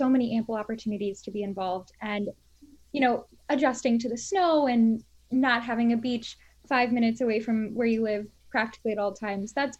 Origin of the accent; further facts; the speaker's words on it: Florida, United States; moved away as an adult; also born or lived in Washington, D.C.; now in Albany, United States; I'm originally from Florida. That's where I was raised